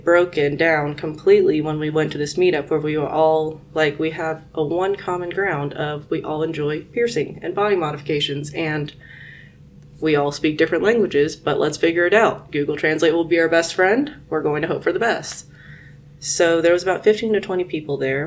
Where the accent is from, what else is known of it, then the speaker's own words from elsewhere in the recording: Guangzhou, Guangdong, China; now in United States; Guangzhou is my hometown.